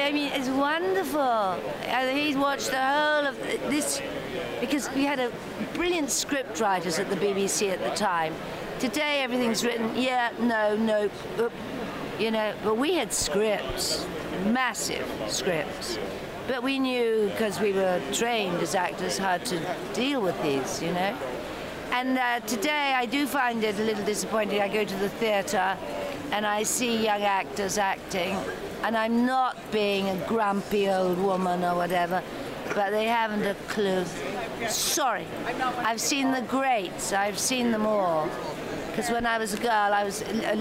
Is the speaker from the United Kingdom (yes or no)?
yes; Northern Ireland, United Kingdom; moved away; So Northern Ireland invited me home after 36 years to open the film festival. So now I'm honored in my hometown.